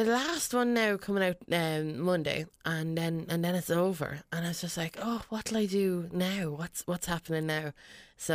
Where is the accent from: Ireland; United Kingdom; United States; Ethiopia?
Ireland; Westmeath, Leinster; it's kind of like about growing up in Westmead, really.